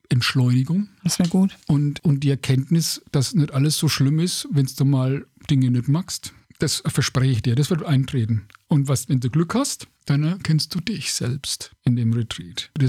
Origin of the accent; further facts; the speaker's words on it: Bavaria, Germany; Ne, als Franke kann man dann, sagt